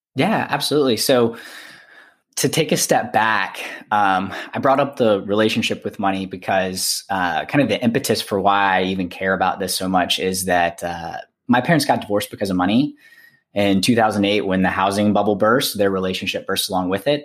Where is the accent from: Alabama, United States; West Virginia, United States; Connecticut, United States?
Alabama, United States; I'm from Alabama